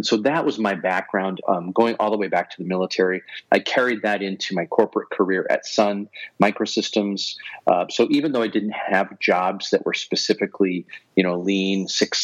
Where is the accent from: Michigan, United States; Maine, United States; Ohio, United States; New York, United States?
Ohio, United States; Northeast; moved away as an adult; also born or lived in Connecticut / Seattle; I grew up in Northeast Ohio, so I understand the weather there